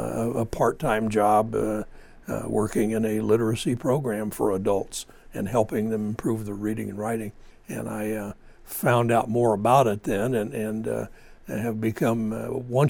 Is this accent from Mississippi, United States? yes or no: no; Lindsay, California, United States; Down in the valley between Fresno and Bakersfield, Lindsay, California